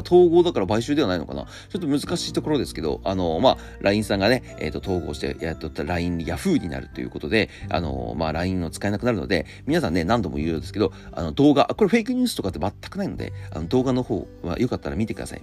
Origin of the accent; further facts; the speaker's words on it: Tohoku, Japan; also born or lived in Akita Prefecture; now in Tokyo, Japan; 僕、は東北出身で